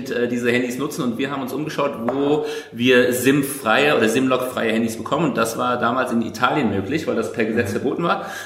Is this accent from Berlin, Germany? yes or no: no; Bavaria, Germany; born there; Äh, ich bin offiziell Bayer, äh, in, in Bayern geboren.